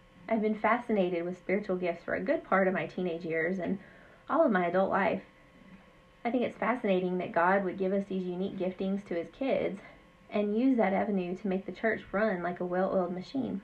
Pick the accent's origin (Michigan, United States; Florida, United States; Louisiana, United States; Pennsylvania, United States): Louisiana, United States; Southwest; moved away as an adult; also born or lived in Central Texas; now in Maine, United States; I grew up in Southwest Louisiana